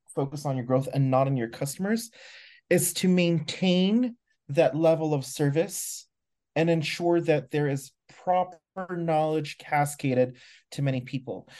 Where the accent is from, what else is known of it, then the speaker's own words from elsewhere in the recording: Philippines; moved away as an adult; now in Mexico; I am originally from the Philippines, was supposed to move to the U S, but now I live in Mexico instead